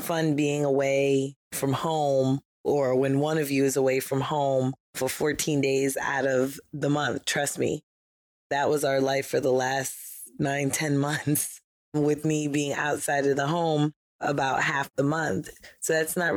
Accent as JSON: {"language": "English", "region": "New York", "country": "United States", "said": "I'm from New York"}